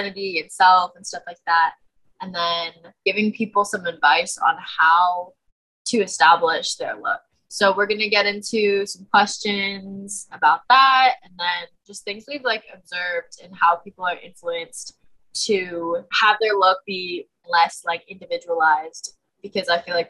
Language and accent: English; West Coast, United States; moved away as an adult; also born or lived in Chicago; I'm from the West Coast